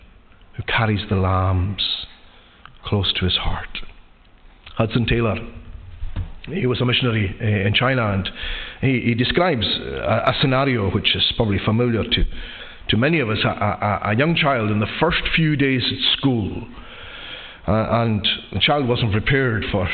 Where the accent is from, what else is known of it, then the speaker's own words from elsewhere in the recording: Lewis, Scotland, United Kingdom; Growing up in Lewis